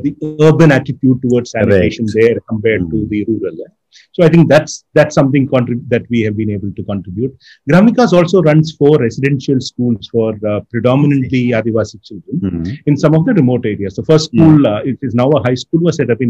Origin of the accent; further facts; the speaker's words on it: Kerala, India; moved away; my growing up in Kerala